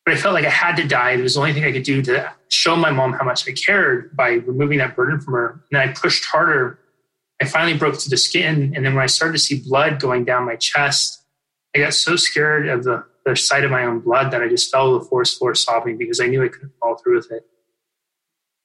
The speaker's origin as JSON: {"language": "English", "region": "Northern California", "country": "United States", "tie": "born or raised there", "said": "I grew up in Northern California. It's the part of California that people think is Oregon"}